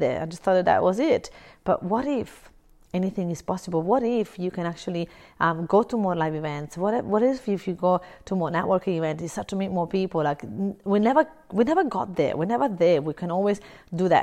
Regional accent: Italy; now in Brisbane, Australia; I'm originally from Italy. I live in Australia, in Brisbane

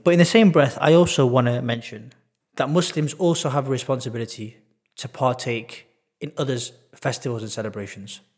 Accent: Manchester, North West England, United Kingdom; I was born and bred in Manchester.

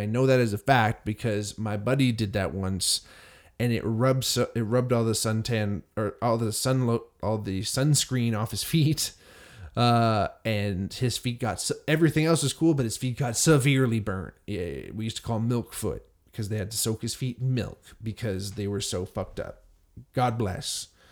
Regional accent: Hamilton, Ontario, Canada; growing up in Hamilton, Ontario

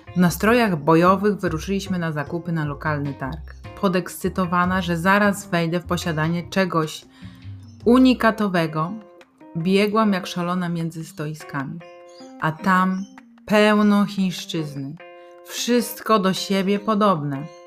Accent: Poland; nas my z Polski

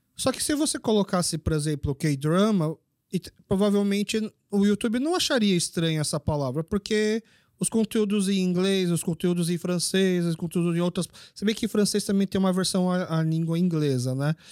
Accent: Brazil; sou brasileiro. Mas meus pais são coreanos

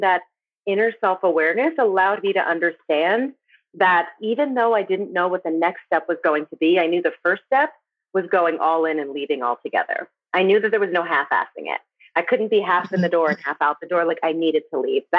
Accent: New Jersey, United States; I grew up in New Jersey, in poverty

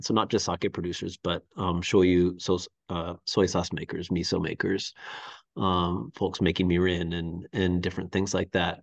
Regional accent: Seattle, Washington, United States; moved away as an adult; also born or lived in Japan / Chiba, Japan; now in Hot Springs, United States; I am originally from the Seattle area, from the Pacific Northwest.

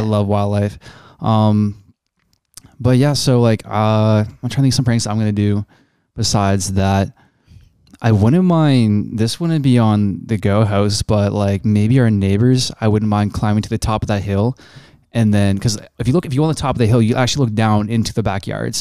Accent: Canada; accent: Canadian; me being a Canadian

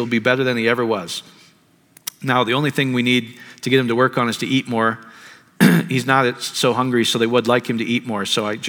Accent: India; from India.

